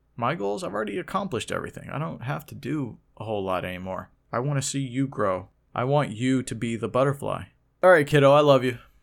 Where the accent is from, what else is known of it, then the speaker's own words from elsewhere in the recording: Oklahoma City, Oklahoma, United States; I was brought up in Oklahoma City, Oklahoma